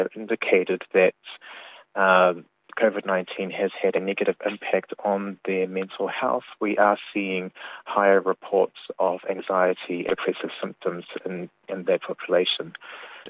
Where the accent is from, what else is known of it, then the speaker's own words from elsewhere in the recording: New Zealand; now in Cook Islands; I'm born and raised in New Zealand